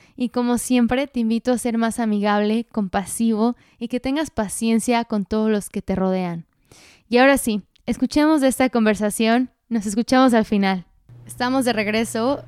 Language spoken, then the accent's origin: Spanish; United States; yo nací en Estados Unidos